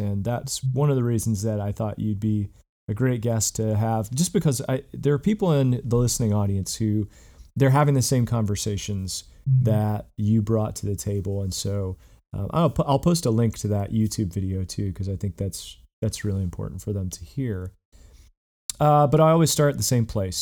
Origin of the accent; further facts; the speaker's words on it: Southern West Virginia, United States; I grew up in Southern West Virginia